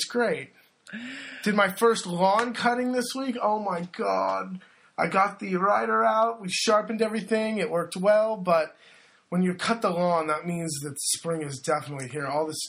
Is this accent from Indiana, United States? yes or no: no; Seattle, Washington, United States; moved away as an adult; now in Piobbico, Italy; Oh, we're both from Seattle.